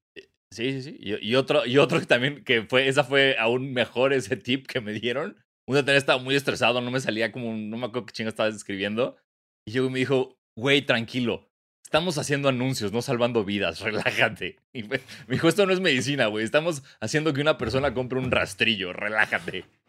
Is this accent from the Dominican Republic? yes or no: no; Mexico; born or raised there